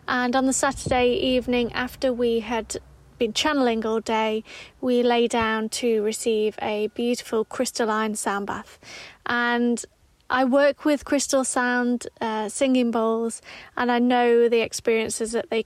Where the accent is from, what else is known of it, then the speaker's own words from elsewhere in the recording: Derbyshire, East Midlands, United Kingdom; I'm from Derbyshire. I'm from a mining village in Derbyshire.